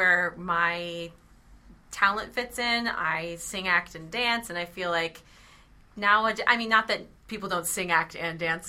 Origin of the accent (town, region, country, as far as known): South Florida, United States; born or raised there; moved away; also born or lived in Hawaii